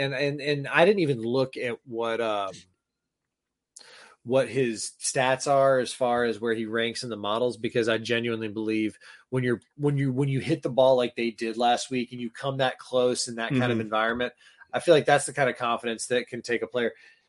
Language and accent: English; the South, United States; People think that I'm Southern because I grew up in the South. My parents are from Michigan, right? I was raised in like a Midwestern kind of vibe household.